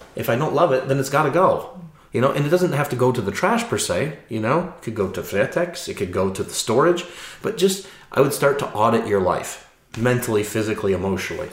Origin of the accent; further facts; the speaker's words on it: Chicago, Illinois, United States; moved away as an adult; now in Norway; I'm from Chicago. It's five million people. You know, it's it's very diverse. You know, I grew up in the diversity. I grew up going to the Art Institute of Chicago as a child